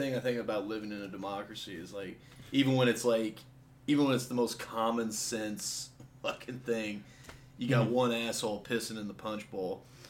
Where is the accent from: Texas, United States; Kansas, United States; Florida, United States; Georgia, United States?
Kansas, United States; we're from Kansas